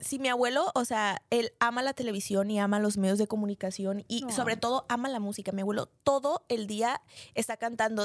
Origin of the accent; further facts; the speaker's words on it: Mexico; mi país, o sea, porque México es un país